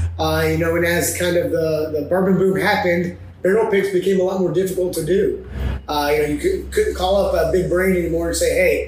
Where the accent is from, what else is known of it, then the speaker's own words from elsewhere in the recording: Nashville, Tennessee, United States; from Nashville, born and raised.